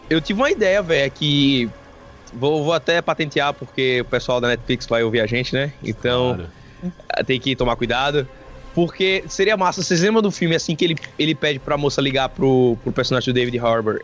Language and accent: Portuguese; Sergipe, Brazil; a gente é de Sergipe